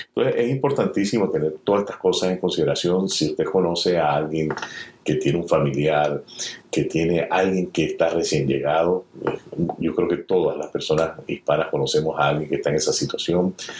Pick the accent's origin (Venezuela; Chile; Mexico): Venezuela; now in United States; mi país de origen, Venezuela